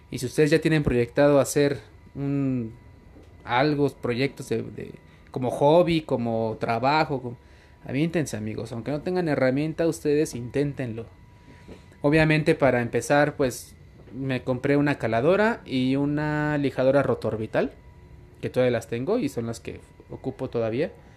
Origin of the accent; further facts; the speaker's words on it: Tizayuca, Hidalgo, Mexico; also born or lived in Mexico City; soy de la ciudad de Tizayuca, Hidalgo, México, soy hidalguense.